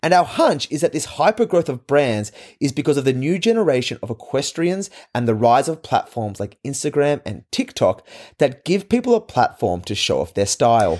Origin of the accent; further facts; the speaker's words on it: Australia; As an Australian, I am part of the Commonwealth